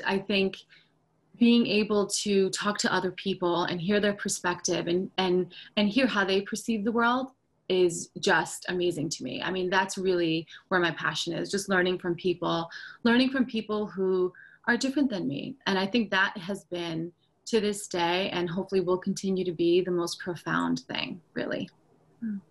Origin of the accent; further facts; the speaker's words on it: United States; also born or lived in Turkey; being uh, first generation American, um, back and forth between New York, New Jersey, and, and, Turkey